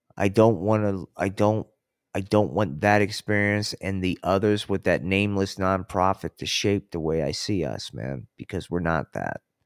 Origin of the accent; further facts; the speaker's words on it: Atlantic City, New Jersey, United States; now in Colorado, United States; I grew up in Atlantic City